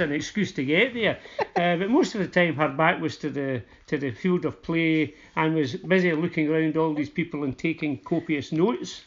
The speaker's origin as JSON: {"language": "English", "town": "Uddingston", "region": "Scotland", "country": "United Kingdom", "said": "I come from Uddingston, uh, so Motherwell's really our local team"}